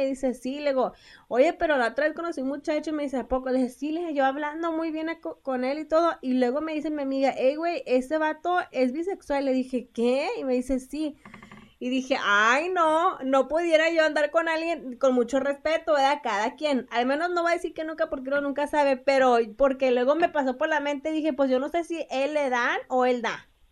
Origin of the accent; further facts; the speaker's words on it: Mexico; como buenos mexicanos